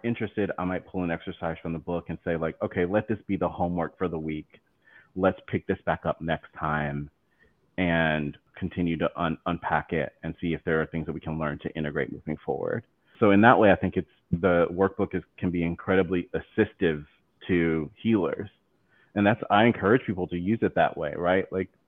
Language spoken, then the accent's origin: English; the South, United States; accent: southern; I feel like my accent, my southern accent is coming out more.